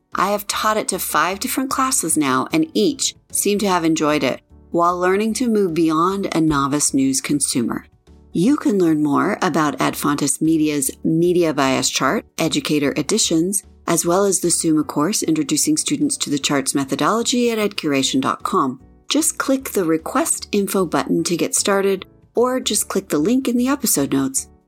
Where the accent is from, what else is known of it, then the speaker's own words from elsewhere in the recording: Colorado, United States; my home state, Colorado